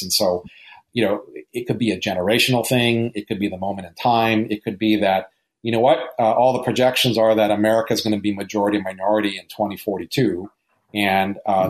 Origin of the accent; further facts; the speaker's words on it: Hawaii, United States; growing up in Hawaii